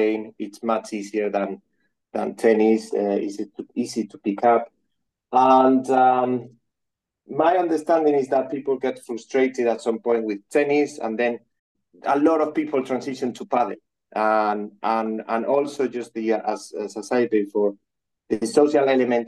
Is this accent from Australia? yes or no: no; Madrid, Community of Madrid, Spain; moved away as an adult; now in London, United Kingdom; I'm from Madrid, from Spain